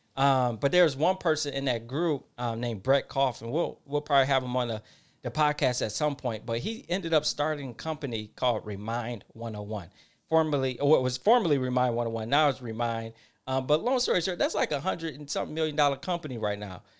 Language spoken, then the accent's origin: English; Detroit, Michigan, United States; I'm from Detroit, Michigan. Um, not the uh, I went to uh, Detroit public school system.